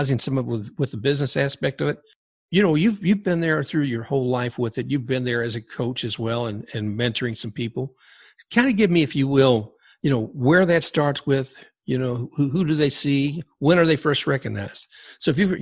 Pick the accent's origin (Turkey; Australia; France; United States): United States; Louisville, Kentucky; I grew up in Louisville, Kentucky